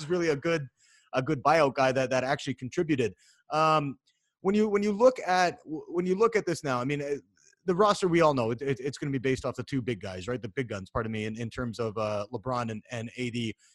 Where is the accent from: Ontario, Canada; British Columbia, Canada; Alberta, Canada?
British Columbia, Canada; Vancouver; I'm from Vancouver, Canada